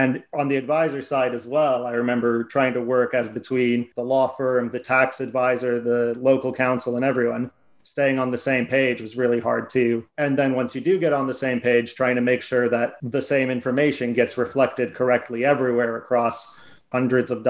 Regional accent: United States; moved away as an adult; now in London, United Kingdom; if my accent doesn't give it away, I'm from America.

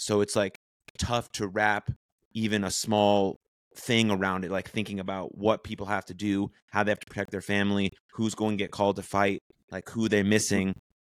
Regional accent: United States; as American Jews

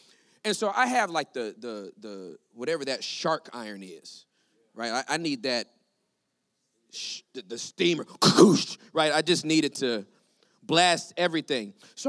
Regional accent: California, United States; I was born and raised in California

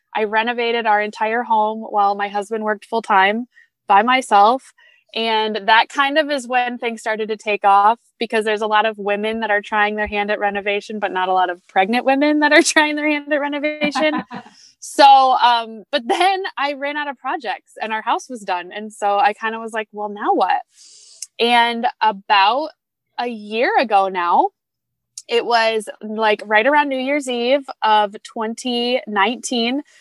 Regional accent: Grand Rapids, Michigan, United States; I am from Grand Rapids, Michigan

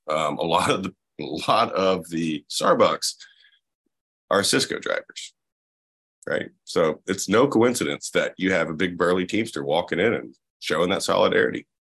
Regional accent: Florida, United States; moved away; I'm originally from Florida

